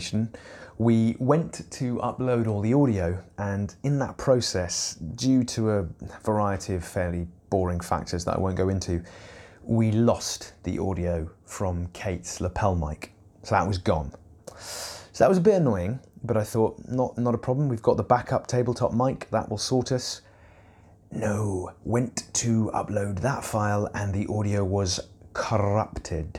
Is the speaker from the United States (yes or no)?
no; Eastbourne, South East England, United Kingdom; I grew up in Eastbourne